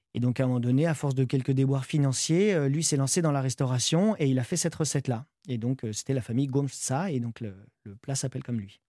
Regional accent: France; J'ai grandi en France. Je suis né, j'ai grandi en France, oui, de parents portugais

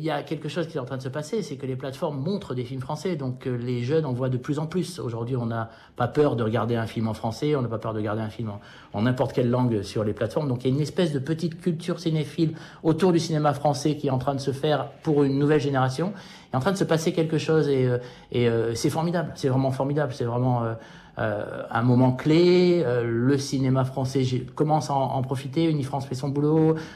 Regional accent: United States; French is a second language; now in France; Et moi, en tant qu'Américain et en tant qu'observateur du cinéma Hollywood, je jalouse ça

